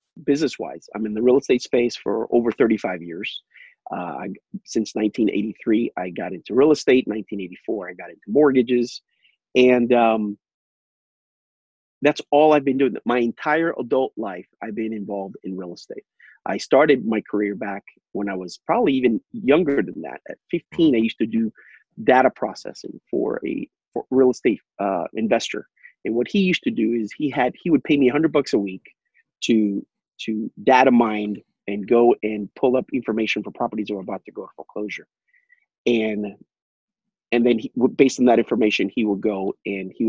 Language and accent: English; Miami, Florida, United States; also born or lived in Puerto Rico; I live in Miami, Florida. I was born in Miami, Florida. I was raised between Puerto Rico, between the ages of 4 or 5 years old, all the way to about 12 years old between Puerto Rico and Miami